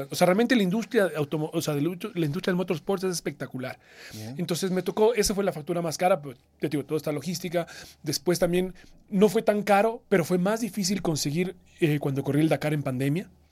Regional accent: Ecuador; no fui solo el primer ecuatoriano en participar, sino que además soy el primer ecuatoriano en cumplir los 10 años

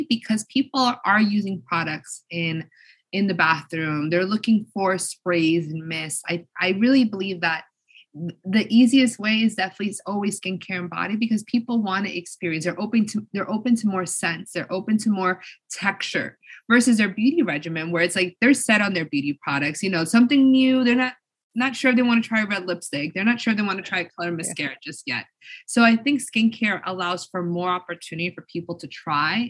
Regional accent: United States; I grew up in America

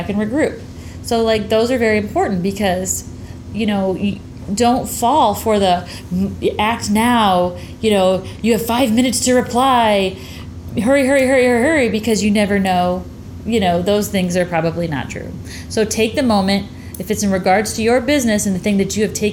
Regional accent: the North, United States; I was raised in the North, but I was raised with a Southern woman as a mother

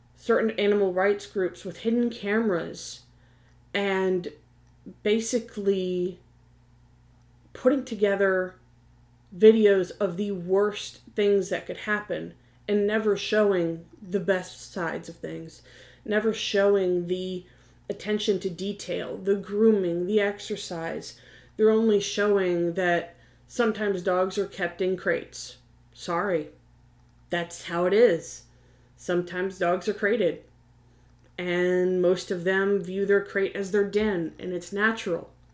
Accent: Virginia Beach, Virginia, United States; I'm from the Virginia Beach and Tidewater area. So as a child, I knew and was familiar with PETA.

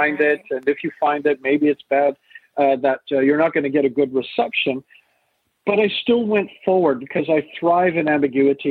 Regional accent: Canada; also born or lived in England; born in England, raised in Canada

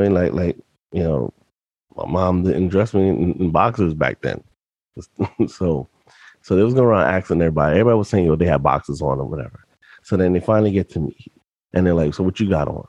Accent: New York, United States; also born or lived in Yonkers; I was in private school when I lived in the Bronx from pre-K to seventh grade, because during the seventh grade mid-year, we moved from the Bronx to Yonkers

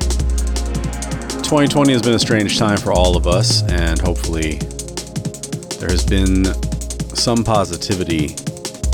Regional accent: United States; moved away as an adult; now in Canada; that is my home country

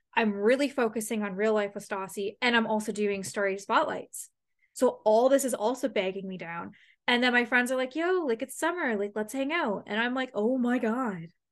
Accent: London, Ontario, Canada; moved away; this town loves hockey and that's, like, my hometown.

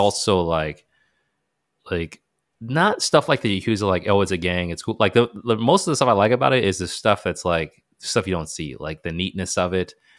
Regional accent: United States; we may have been the only couple from the U S

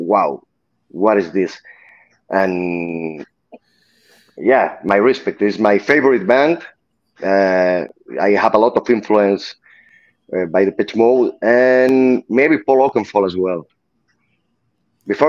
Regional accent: Barcelona, Catalonia, Spain; English is a second language; my hometown. I'm from Barcelona

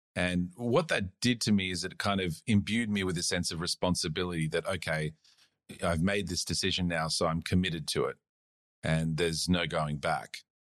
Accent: Australia; also born or lived in South Africa / United States; I moved here when I was about eight or something like that. I just went to high school

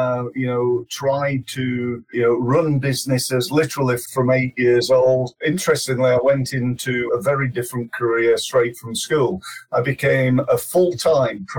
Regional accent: Sheffield, Yorkshire and the Humber, United Kingdom; I come from Sheffield originally, and being a young boy in Sheffield, we did okay.

